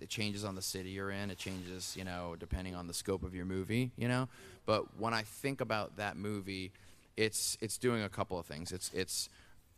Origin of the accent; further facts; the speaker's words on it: New Orleans, Louisiana, United States; we grew up in New Orleans